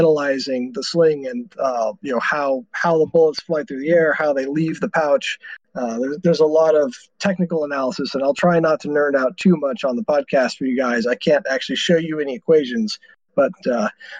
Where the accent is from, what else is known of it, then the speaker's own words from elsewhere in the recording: Texas, United States; I'm from Texas